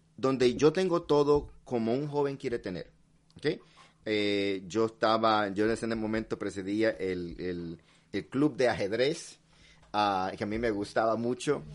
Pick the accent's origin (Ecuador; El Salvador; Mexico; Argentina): El Salvador; yo nací en El Salvador